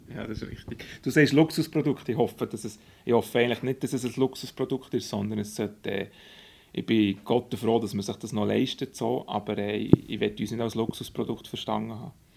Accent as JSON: {"language": "German", "town": "Burgdorf", "region": "Bern", "country": "Switzerland", "tie": "born or raised there", "also_born_or_lived": "Zurich", "said": "wo ich aufgewachsen in Burgdorf"}